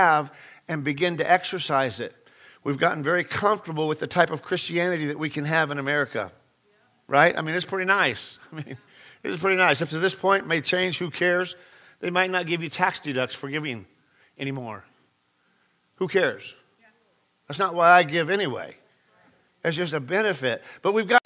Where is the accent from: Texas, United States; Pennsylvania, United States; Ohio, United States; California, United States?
California, United States; I'm from California